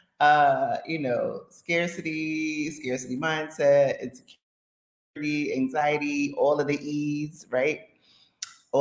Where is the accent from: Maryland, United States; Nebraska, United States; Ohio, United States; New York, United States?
New York, United States; New York City; moved away; When I was a kid, I grew up in the Bronx in Co-op City